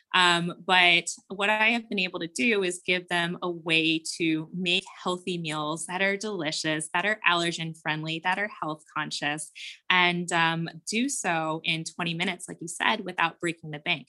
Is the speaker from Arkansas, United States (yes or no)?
no; Cincinnati, Ohio, United States; we are from Ohio. I lived in the suburbs of Cincinnati